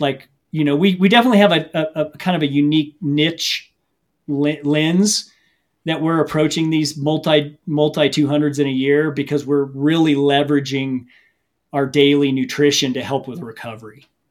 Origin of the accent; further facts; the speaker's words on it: Missouri, United States; I grew up in the Midwest in Missouri